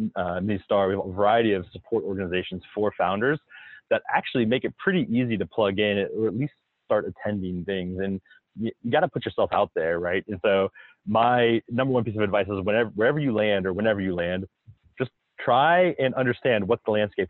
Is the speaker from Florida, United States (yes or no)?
yes; South Florida, United States; moved away as an adult; now in Minnesota, United States; I grew up in South Florida